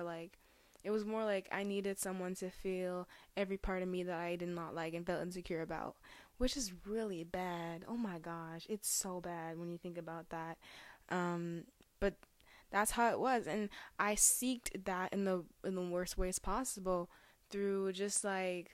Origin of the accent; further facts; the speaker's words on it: Cameroon; now in Canada; I was born in Cameroon